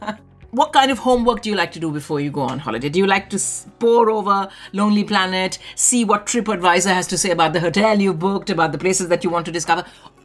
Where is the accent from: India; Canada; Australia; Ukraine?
India; Delhi; moved away; about my childhood, about growing up in Delhi.